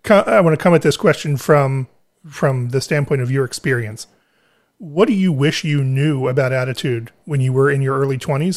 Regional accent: Philadelphia, Pennsylvania, United States; moved away; I grew up in Philadelphia in a city that had a public school system that at the time had enough money to be able to let students use instruments

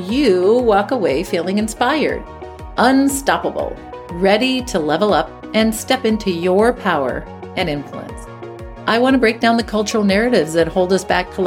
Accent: Midwest, United States; I grew up in the Midwest

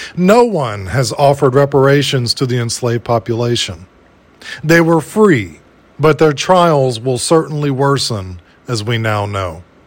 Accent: United States; As an American in these so-called United States

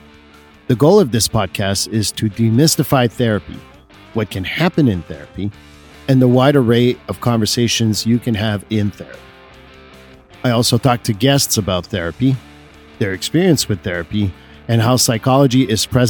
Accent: Quebec, Canada; when I grew up in Quebec, where Catholicism was the main religion

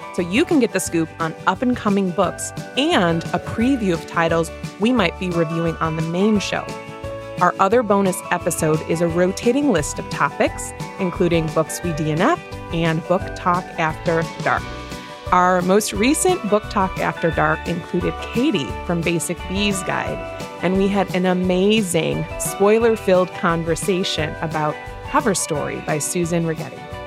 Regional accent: Midwest, United States; two Midwest movie readers

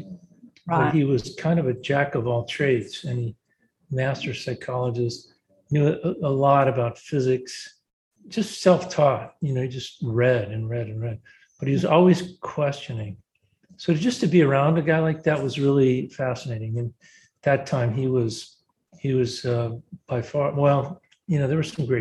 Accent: Southern California, United States; moved away as an adult; also born or lived in Indiana; I grew up in Southern California

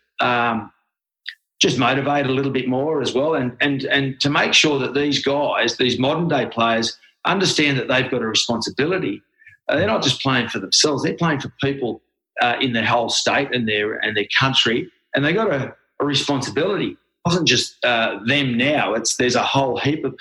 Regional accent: Australia; also born or lived in Gerringong; I'm Australian

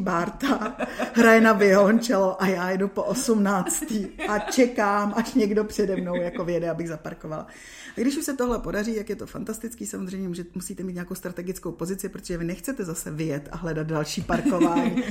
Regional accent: Czechia; moved away as an adult; also born or lived in Dubai; pak jsem se vrátila zpátky do Čech

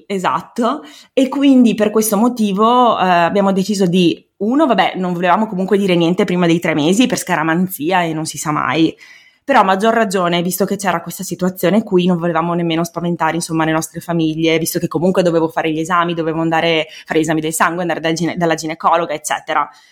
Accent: Veneto, Italy; also born or lived in Province of Treviso; sono veneta, eh, abito in provincia di Treviso

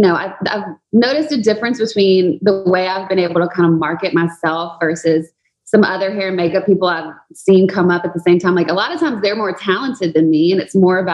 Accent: Baton Rouge, Louisiana, United States; moved away; I grew up in Baton Rouge, Louisiana

